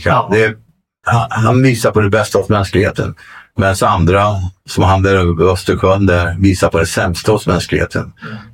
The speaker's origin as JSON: {"language": "Swedish", "town": "Solna", "region": "Stockholm County", "country": "Sweden", "said": "Nej, men jag är svensk. Jag är från Solna."}